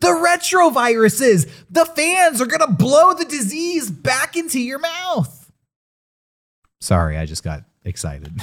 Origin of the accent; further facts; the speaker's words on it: Southern California, United States; Growing up in Southern California